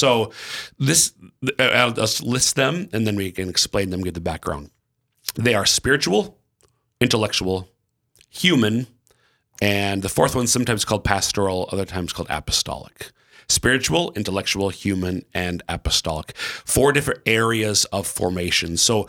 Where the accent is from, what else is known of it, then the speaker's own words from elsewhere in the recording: Minnesota, United States; now in South Dakota, United States; I'm from Central Minnesota, but our 5 kids are all born and raised here in Eastern South Dakota.